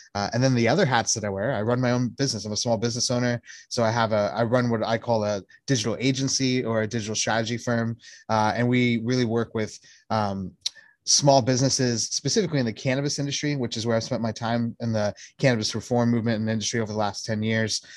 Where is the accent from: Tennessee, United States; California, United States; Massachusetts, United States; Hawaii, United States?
Hawaii, United States; Native Hawaiian, United States; I'm Native Hawaiian